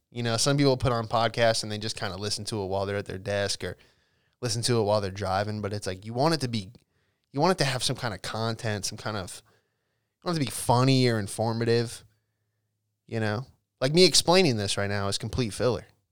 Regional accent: Alexandria, Virginia, United States; I grew up in Alexandria, Washington, D C area

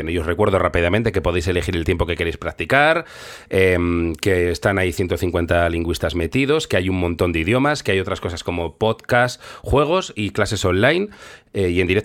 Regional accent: Seville, Andalusia, Spain; soy de Sevilla

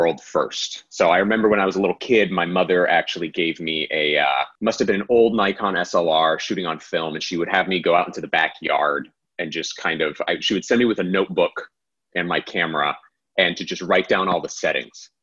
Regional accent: Central Florida, United States; in high school, growing up in Central Florida

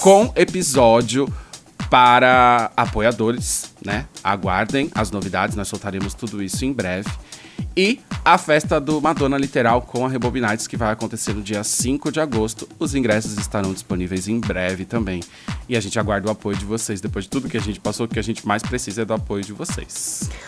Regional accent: Brazil; sendo brasileiro

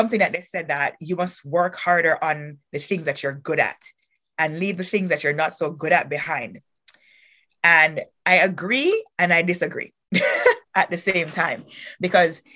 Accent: Kingston, Jamaica; moved away as an adult; also born or lived in North Dakota; now in Canada; born and raised in Kingston, Jamaica

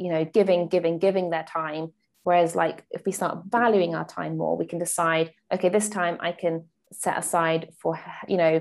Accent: United Kingdom; in the UK, we use feet.

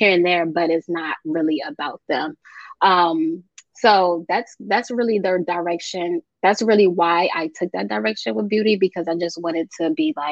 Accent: United States; I was born here in America, but my parents are from both some Sierra Leone, West Africa, and they came to the country over 50 years ago

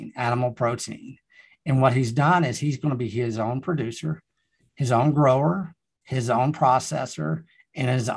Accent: Texas Panhandle, United States; also born or lived in Austin, Texas; I came back to the Texas Panhandle from Austin for certain reasons

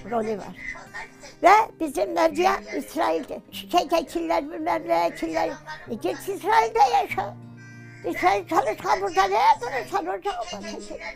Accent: Erzurum, Turkey; Ben Erzurum doğumluyum. İlkokul okudum Erzurum'da. Büyüdüm, ailemi tanıdım. Annem Erzurumlu Kümbetçi Hoca.

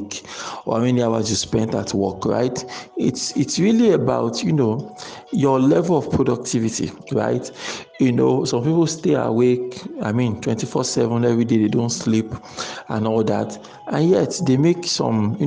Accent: Nigeria; as Nigerian entrepreneurs

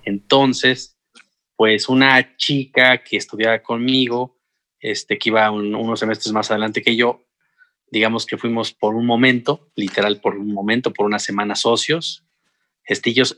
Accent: San Juan del Río, Querétaro, Mexico; moved away as an adult; also born or lived in Mexico City; soy, bueno, originario de San Juan del Río Querétaro

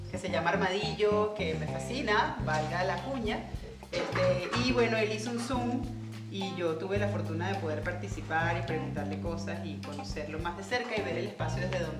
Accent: Venezuela; moved away; also born or lived in Colombia

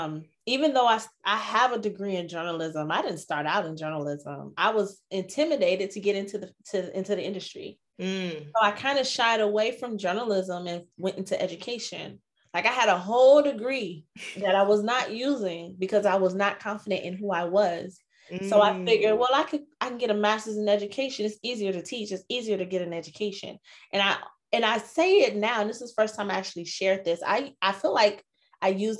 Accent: Chicago, Illinois, United States; moved away as an adult; now in Arizona, United States; I'm originally from Chicago, but currently I reside in Arizona. I've been out here for a while, like 15 years

